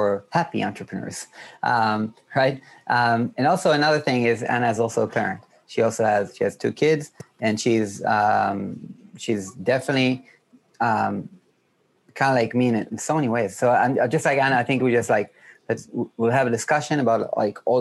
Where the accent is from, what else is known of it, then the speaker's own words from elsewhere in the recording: Israel; I'm from Israel, which is like 2 hours ahead